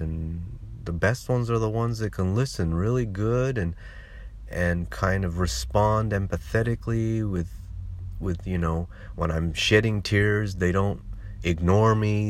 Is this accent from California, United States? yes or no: yes; California, United States; moved away; I was born and raised in California